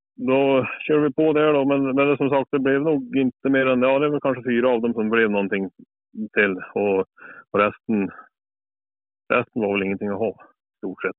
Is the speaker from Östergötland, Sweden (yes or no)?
no; Brattmon, Värmland, Sweden; Norra Värmland. Här är jag född och uppväxt och bor fortfarande kvar på Brattmon i Värmland